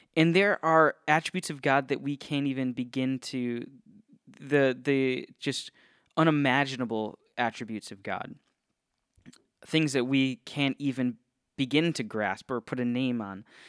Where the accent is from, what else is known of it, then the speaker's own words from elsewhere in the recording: Northeast Ohio, United States; now in Florida, United States; I grew up in Ohio, um, Northeast Ohio represent